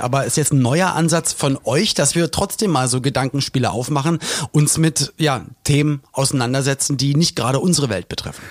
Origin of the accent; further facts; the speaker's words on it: Berlin, Germany; moved away; also born or lived in Mallorca / Cologne; ich komme ja aus Berlin